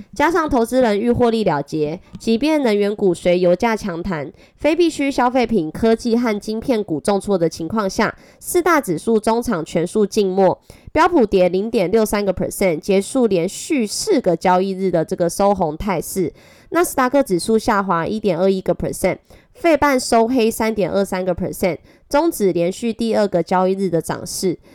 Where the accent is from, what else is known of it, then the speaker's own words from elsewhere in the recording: Taiwan; accent: Taiwanese Mandarin; 我是台湾国语界最正的